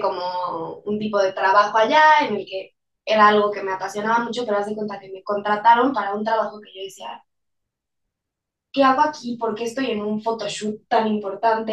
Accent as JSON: {"language": "Spanish", "country": "Mexico"}